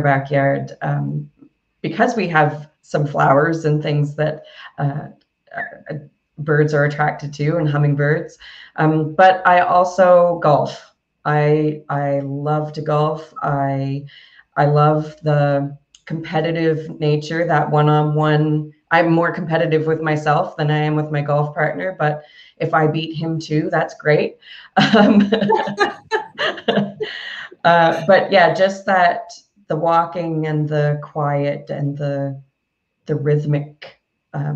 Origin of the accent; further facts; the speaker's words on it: Yarmouth, Nova Scotia, Canada; moved away as an adult; also born or lived in South Korea / Philippines; I had a cafe in my hometown for a number of years